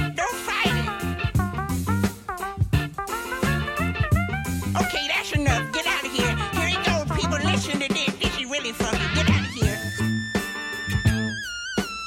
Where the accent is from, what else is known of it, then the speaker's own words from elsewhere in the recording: Bolton, North West England, United Kingdom; now in Dubai, United Arab Emirates; I'm from Bolton. I live in Dubai